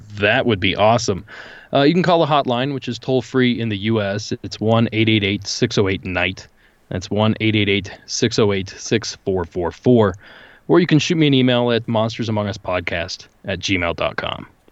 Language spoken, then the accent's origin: English; rural Ohio, United States; born or raised there